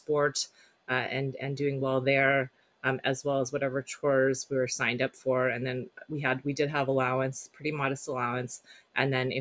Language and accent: English; Silicon Valley, California, United States; also born or lived in South Korea; I grew up in Silicon Valley